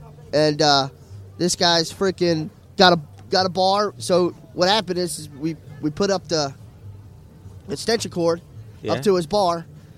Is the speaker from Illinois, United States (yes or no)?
no; Melbourne, Florida, United States; also born or lived in Tennessee; Melbourne, Florida.